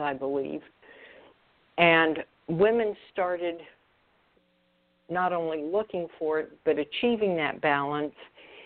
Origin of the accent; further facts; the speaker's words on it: Oklahoma City, Oklahoma, United States; moved away as an adult; also born or lived in Florida; He was a physician in my hometown and was very close to my family. And as I was hired back to Oklahoma City from Florida